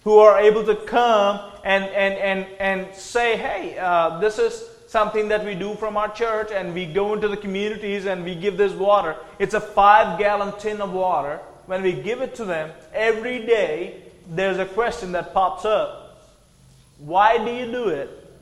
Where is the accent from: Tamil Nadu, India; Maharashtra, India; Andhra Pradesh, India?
Andhra Pradesh, India; moved away as an adult; also born or lived in Tennessee, United States; Andhra Pradesh, the state I'm from